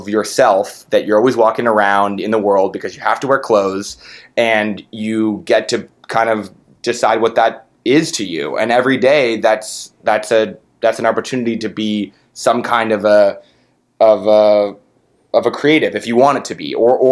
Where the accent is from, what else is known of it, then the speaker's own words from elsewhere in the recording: San Francisco, California, United States; I'm from San Francisco, and I'm 31 now. So it was like, you know, in my childhood, I grew up in the 90s